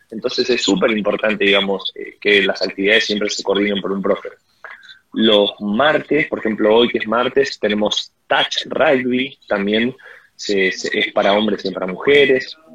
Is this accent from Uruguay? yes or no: yes; Uruguay; siendo uruguayo creo que eh, entras a la página de inmigraciones hay un lugar donde se saca una visa de turista